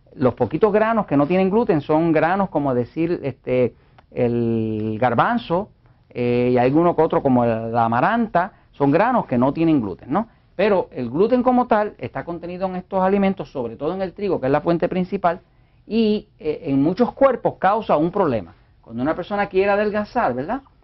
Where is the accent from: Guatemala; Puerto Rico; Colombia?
Puerto Rico; yo, como puertorriqueño